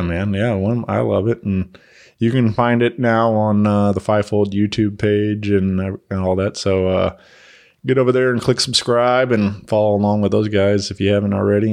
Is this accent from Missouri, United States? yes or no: yes; Wentzville, Missouri, United States; my hometown, you know, in Wentzville